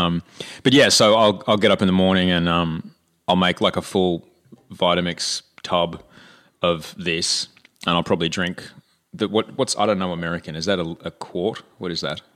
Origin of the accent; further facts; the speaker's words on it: Brisbane, Queensland, Australia; moved away; my hometown of Brisbane